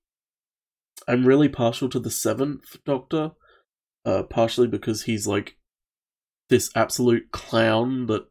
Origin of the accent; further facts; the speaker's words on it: Australia; as an Australian